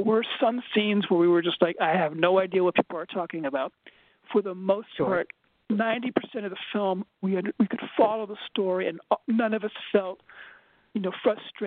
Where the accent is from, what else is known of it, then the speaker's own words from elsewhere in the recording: Berlin, Germany; moved away; I grew up in Berlin, Germany